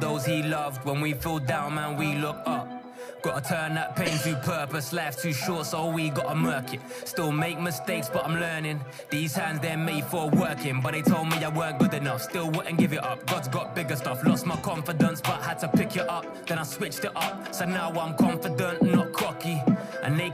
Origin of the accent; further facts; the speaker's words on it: Birmingham, West Midlands, United Kingdom; I'm from Birmingham.